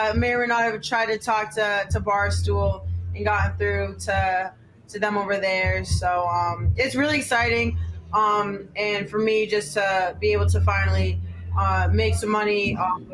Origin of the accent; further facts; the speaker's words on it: Lebanon, New Hampshire, United States; moved away; I was born and raised in Lebanon, New Hampshire.